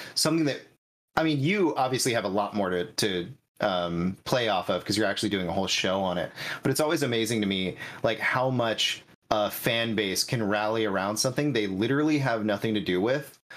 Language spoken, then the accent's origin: English; Northern California, United States; I'm the true Northern California. I mean, I'm an I'm an hour away from the Oregon border.